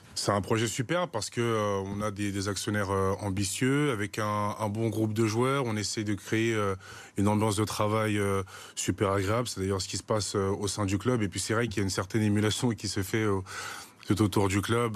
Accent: Paris suburbs, Île-de-France, France; je suis parisien, je suis ici de la, banlieue parisienne

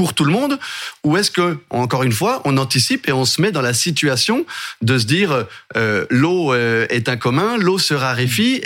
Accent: Jura, Bourgogne-Franche-Comté, France; je suis du Jura, le département voisin

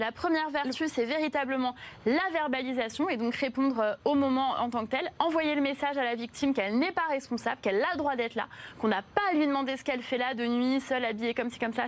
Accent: Paris, Île-de-France, France; J'ai grandi à Belleville, donc pas très loin de la porte de la Chapelle

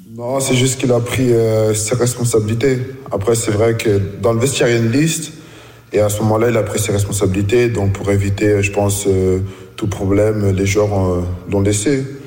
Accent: Reims, Grand Est, France; moved away as an adult; also born or lived in Washington, United States / Bern, Switzerland; now in Berlin, Germany; Je suis arrivé bah, en France à un an. J'ai grandi à Reims, formé à Reims, tout fait à Reims

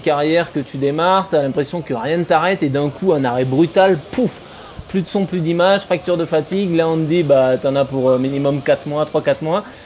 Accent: France; en tant que Français

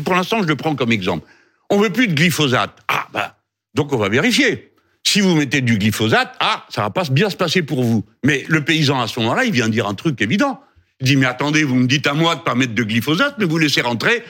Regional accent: France; nous sommes français.

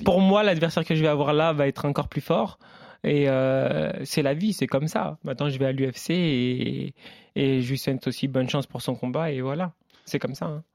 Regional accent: Le Havre, Normandy, France; moved away as an adult; je viens du Havre

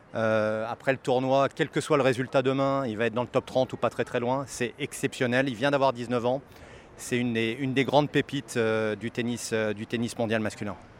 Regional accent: France; Je suis français moi-même

